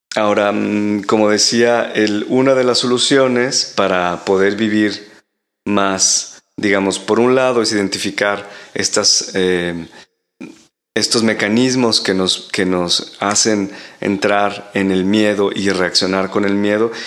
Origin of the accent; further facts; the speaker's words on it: Mexico; moved away as an adult; now in Europe; vivo en Europa desde hace casi 15 años y en algunos otros países también, eh, en Latinoamérica, porque ahí nací en México